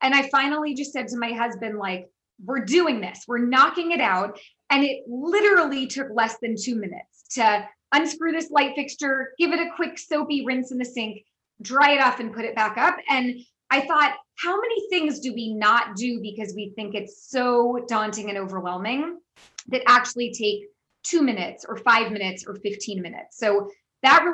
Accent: San Francisco, California, United States; moved away; I'm obviously from the United States, born and raised in San Francisco, but I have lived all over the world

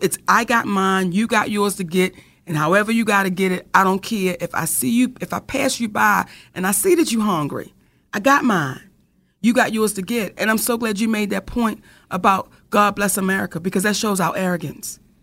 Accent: Randallstown, Maryland, United States; we grew up in Randallstown, Maryland, back in the late 70s, early 80s

